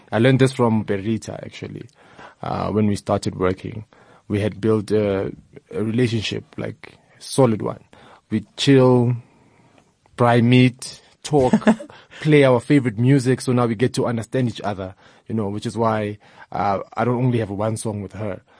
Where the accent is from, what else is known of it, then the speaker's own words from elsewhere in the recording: Soweto, Gauteng, South Africa; Uh, like I mentioned, I'm from Soweto. Soweto is very diverse, you know, from the ethnic groups, the music that we listen to.